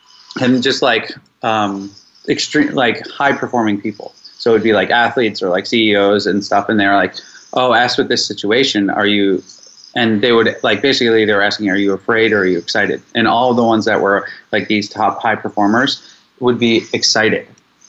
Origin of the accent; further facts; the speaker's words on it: Mexico; I am 43 years old. I am from Mexico, and I am choosing to apply for a residency visa in Australia.